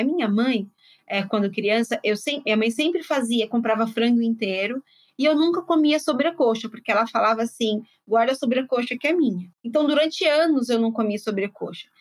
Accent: São Paulo, Brazil; also born or lived in Bahia; eu venho de uma família baiana, eu sou baiana, embora tenha sido criada em São Paulo.

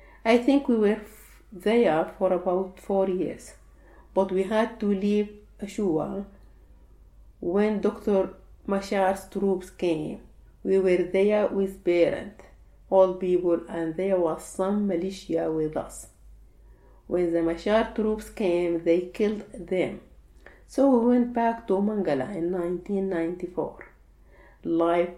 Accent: Sudan; now in Egypt; When I came from Sudan to Egypt, I had to work.

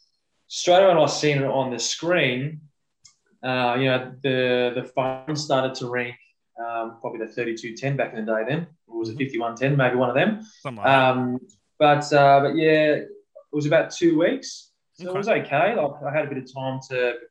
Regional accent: Melbourne, Victoria, Australia; I grew up in Melbourne, in St. Albans

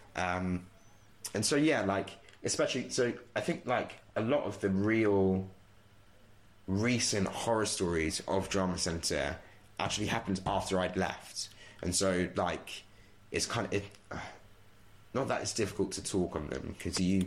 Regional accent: Bedford, East of England, United Kingdom; also born or lived in Walthamstow, London; So I lived right. in London until I was like nine years old. Um, right. Okay. And then from there moved to Bedford and kind of did the rest of my ah, growing yes, up there.

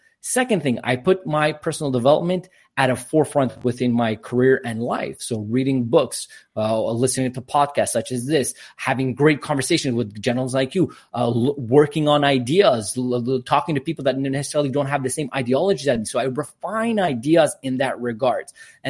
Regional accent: Quebec, Canada; born there; English is a second language; So I'm born in Canada, but I'm Armenian descent. Both my parents are Armenian, so that's where my little accent comes from. Obviously speak French because Quebec, English and Armenian, and working on Spanish.

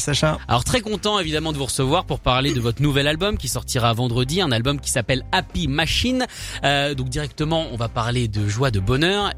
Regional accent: United States; quand on est américain

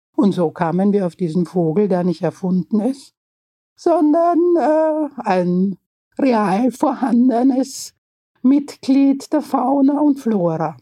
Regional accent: Vienna, Austria; Ich bin ja Wienerin und äh, war in einem Mädchengymnasium

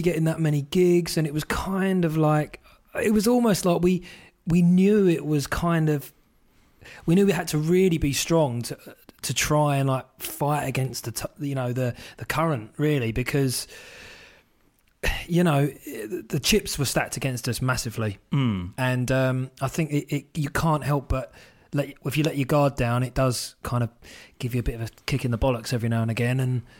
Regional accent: United Kingdom; I'm not like Mr. I'm so proud to be British, but, you know, I do like the fact that I am from Britain.

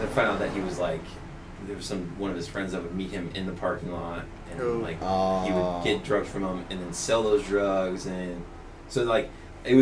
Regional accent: Topeka, Kansas, United States; moved away as an adult; now in Massachusetts, United States; I'm originally from the Westboro Baptist Church. I was born and raised there

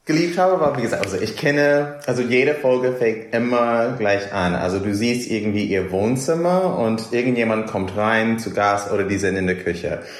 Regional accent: New York, United States; also ich komme aus New York, deswegen habe ich mich natürlich mit äh, Dorothy vielleicht ein bisschen mehr identifiziert

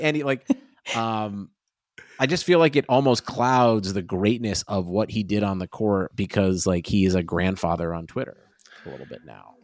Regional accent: Cleveland, Ohio, United States; born or raised there

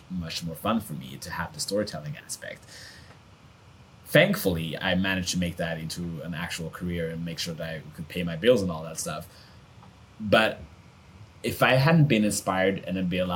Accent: Sweden; I grew up in Sweden

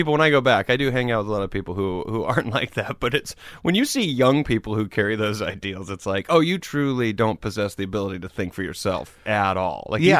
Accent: Greenville, South Carolina, United States; moved away; Greenville, South Carolina.

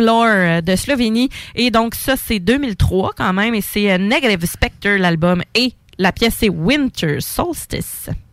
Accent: Quebec, Canada; on revient chez nous, au Québec

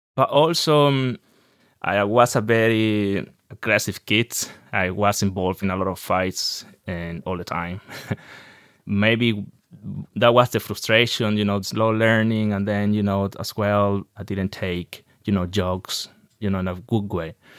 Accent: Maracay, Aragua, Venezuela; English is a second language; moved away as an adult; now in Ireland; I'm from Venezuela, in a city called Maracay, which is in the north central Venezuela

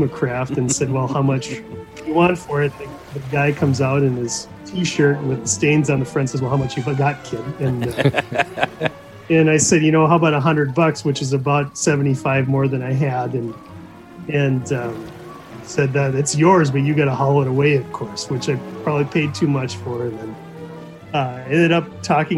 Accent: Anoka, Minnesota, United States; I grew up in Anoka, which is, Anoka is a town that you drive through in order to get to your cabin.

